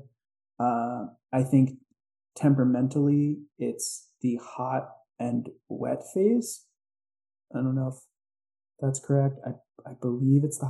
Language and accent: English; New York, United States; where I grew up in New York, summer is very hot and wet